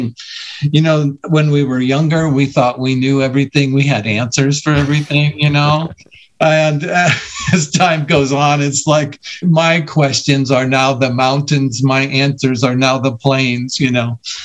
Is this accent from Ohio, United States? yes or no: no; Iowa, United States; now in Colorado, United States; I grew up in Iowa